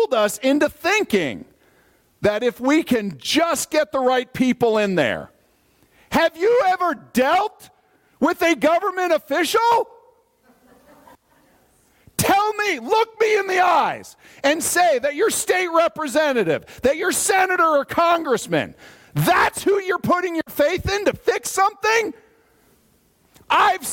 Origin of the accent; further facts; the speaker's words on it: United States; as an American